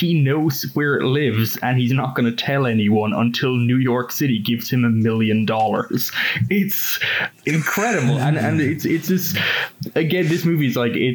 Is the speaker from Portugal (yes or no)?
no; Ireland; moved away; also born or lived in United States; I am like Irish slash American through several layers of paperwork